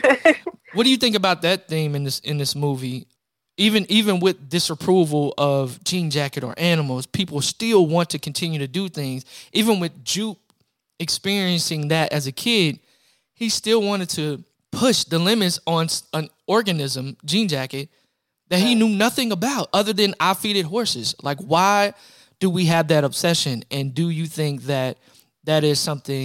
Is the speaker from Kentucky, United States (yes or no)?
yes; Louisville, Kentucky, United States; I'm from Louisville, Kentucky